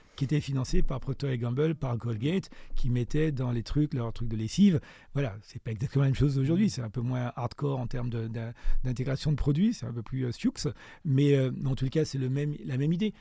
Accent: Martinique; also born or lived in France / South Africa; now in Johannesburg, South Africa; quand on est martiniquais et quand on a mon âge, on a forcément été influencé par Aimé Césaire

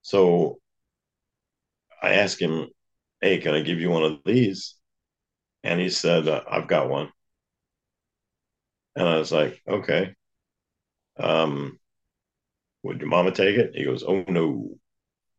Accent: the South, United States; I grew up in the South

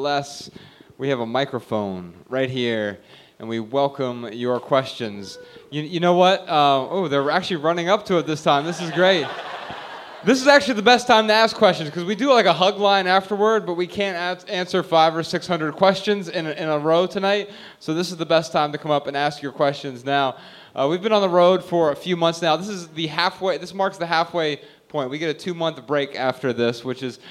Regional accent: Dayton, Ohio, United States; moved away; We're from Dayton, Ohio originally

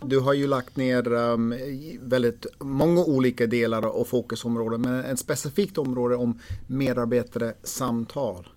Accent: United States; moved away; jag är amerikan

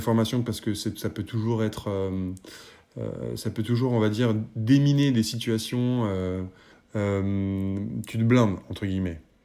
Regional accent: Paris, Île-de-France, France; je suis parisien

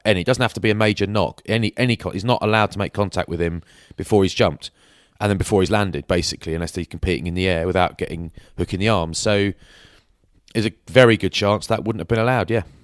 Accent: England, United Kingdom; I'm English

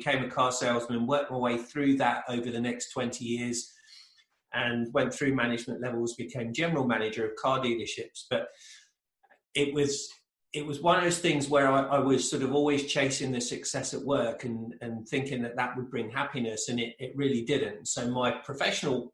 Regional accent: England, United Kingdom; moved away as an adult; now in United States; originally I'm from England, in case people haven't picked up on the accent, but from England.

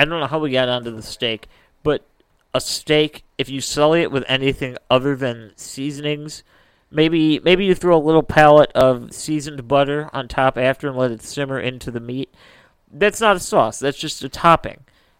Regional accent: Midwest, United States; that's our Midwestern opinion.

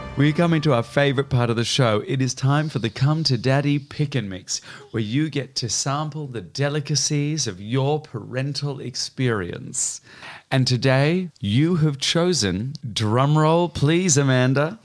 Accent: Melbourne, Victoria, Australia; moved away as an adult; I went home to Australia to start playing my hometown

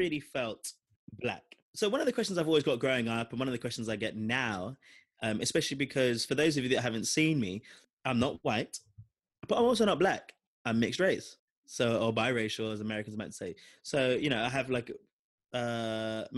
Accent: London, United Kingdom; I'm from London

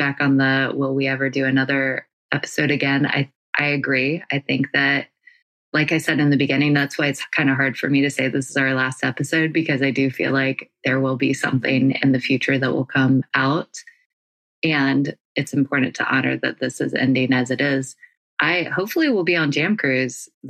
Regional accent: North Carolina, United States; now in California, United States; I live in California, if you don't know that already, and I'm from North Carolina

